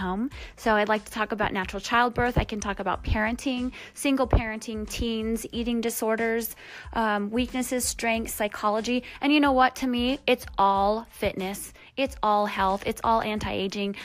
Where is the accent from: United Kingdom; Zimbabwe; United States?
United States; Michigan; I lived with my family growing up in Michigan